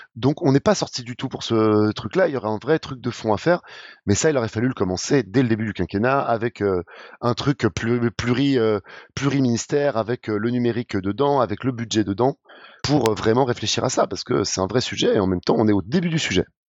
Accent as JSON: {"language": "French", "country": "France", "said": "on n'est pas habitué en tant que Français"}